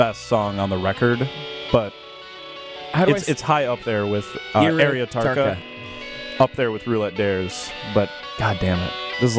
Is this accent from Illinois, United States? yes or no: yes; Crystal Lake, Illinois, United States; Yeah, we grew up in Crystal Lake.